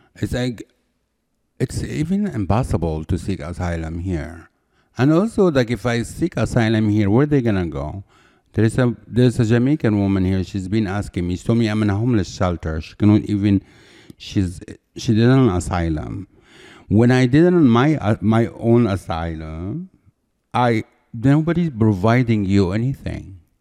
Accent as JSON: {"language": "English", "town": "Cairo", "region": "Cairo Governorate", "country": "Egypt", "tie": "born or raised there", "moved": "as an adult", "lives_now": "United States", "said": "I'm from Egypt"}